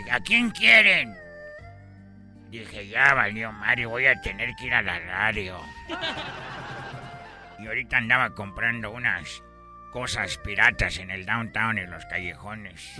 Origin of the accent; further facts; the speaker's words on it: China; ¿Por qué aquí en América, yo que vengo de Asia... ¿Por qué dicen que detrás de un hombre hay una gran mujer? Allá no, en China no existe esa palabra.